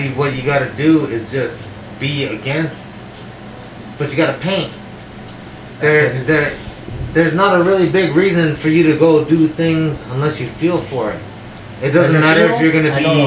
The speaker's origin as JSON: {"language": "English", "town": "Las Vegas", "region": "Nevada", "country": "United States", "said": "I come from Vegas"}